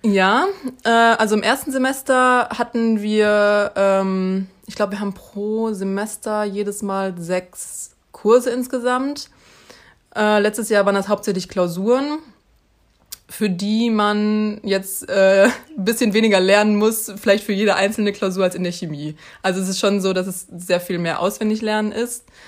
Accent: Münster, North Rhine-Westphalia, Germany; also born or lived in Mainz; ich komme eben aus Münster

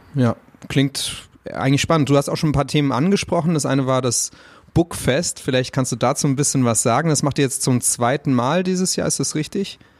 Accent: Frankfurt am Main, Hesse, Germany; als Frankfurter

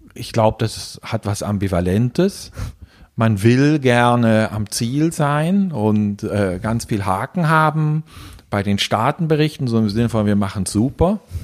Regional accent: Germany; moved away as an adult; now in Switzerland; Wie man hört, bin ich Deutscher, bin seit 25 Jahren in der Schweiz

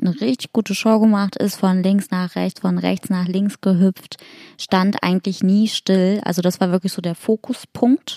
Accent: Hamburg, Germany; moved away; in meiner alten Heimat Hamburg

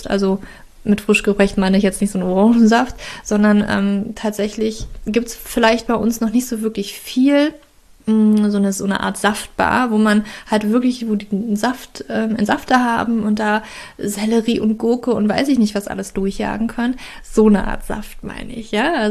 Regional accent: Germany; ich weiß natürlich, ich komme aus Deutschland, ich weiß, wie das ist und ich weiß, wie schwierig das ist.

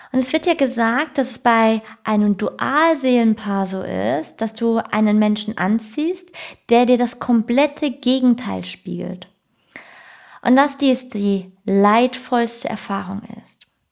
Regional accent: Germany; also born or lived in Frankfurt area; bei mir als Deutsche

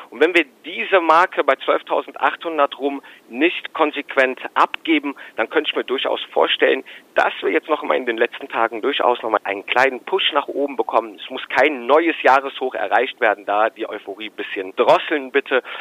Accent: Rhineland, Germany; Also für mich als Rheinländer muss ich sagen, der Handelskonflikt ist mittlerweile, das sind alte Kamellen.

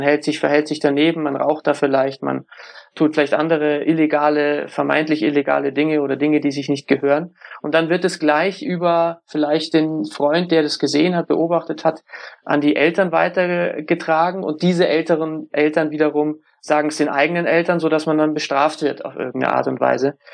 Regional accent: Munich, Bavaria, Germany; Ich komme aus München

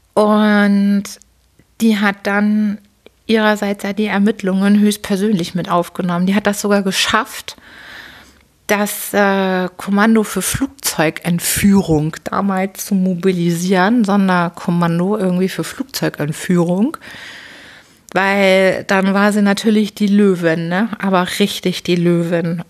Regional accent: Hamburg, Germany; Geboren natürlich in Hamburg bin ich am 25. Dezember 1978. Ein Winterkind, ein Weihnachtskind und bin daher Steinbock und bin groß geworden in Harburg

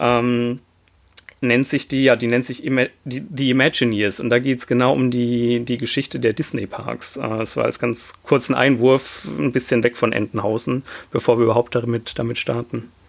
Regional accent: the area near Europa-Park, Baden-Württemberg, Germany; ich komme ja aus der Gegend, wo der Europapark nicht weit weg ist

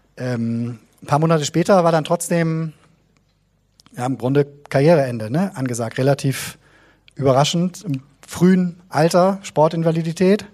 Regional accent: Bremen, Germany; 1989 bin ich in Bremen geboren

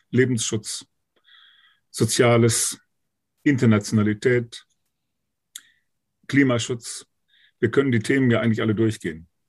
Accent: Münster, North Rhine-Westphalia, Germany; in meiner Heimatstadt hier in Münster 2018

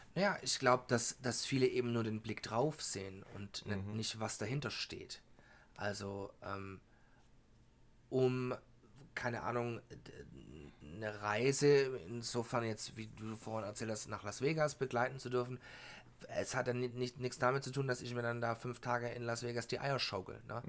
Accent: Germany; bei uns in Deutschland

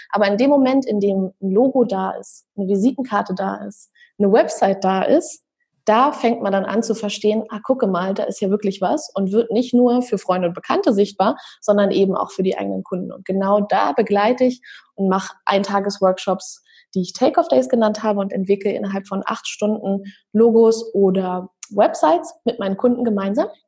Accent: Berlin, Germany; ich bin aus Berlin.

